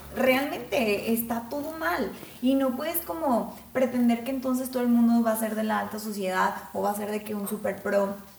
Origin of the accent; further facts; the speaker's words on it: Mexico; somos mexicanos